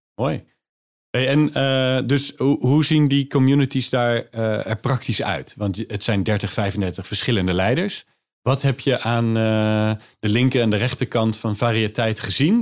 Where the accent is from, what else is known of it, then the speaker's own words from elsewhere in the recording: Maassluis, South Holland, Netherlands; ik kom uit Maasluis